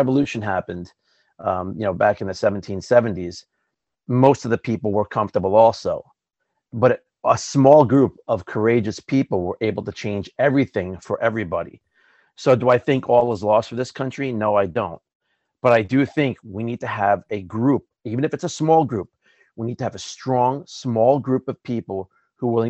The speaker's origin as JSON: {"language": "English", "town": "New York City", "region": "New York", "country": "United States", "said": "as a New Yorker"}